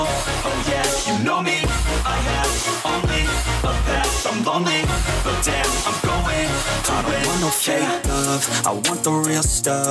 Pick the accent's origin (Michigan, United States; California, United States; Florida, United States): Michigan, United States; Detroit; I grew up in Detroit